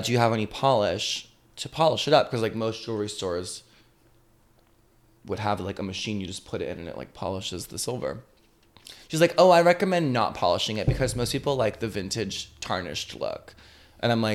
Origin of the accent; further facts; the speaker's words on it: Atlanta, Georgia, United States; moved away; my hometown of Atlanta